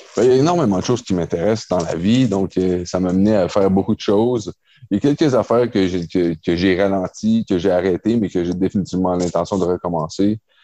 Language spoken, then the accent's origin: French; Quebec, Canada; j'ai grandi à Québec